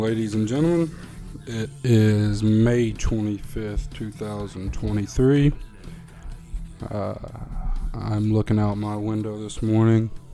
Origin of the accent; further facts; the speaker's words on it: United States; as an American